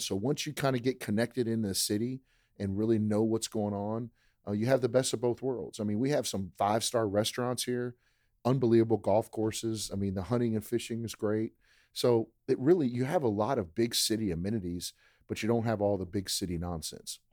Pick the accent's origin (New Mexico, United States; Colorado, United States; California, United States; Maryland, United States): Maryland, United States; moved away as an adult; now in Lake Charles, United States; I grew up in Maryland, so I grew up a blue crab fan